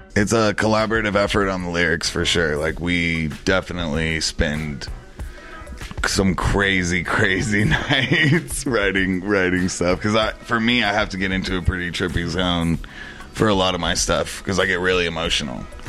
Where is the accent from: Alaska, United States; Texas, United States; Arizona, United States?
Texas, United States; El Paso; moved away; where I grew up, how I grew up in El Paso, Texas, we treat each other with genuine respect